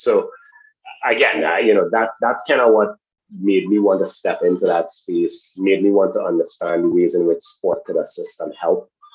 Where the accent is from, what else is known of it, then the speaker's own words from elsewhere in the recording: Trinidad & Tobago; moved away; also born or lived in United States; I'm originally from Trinidad and Tobago.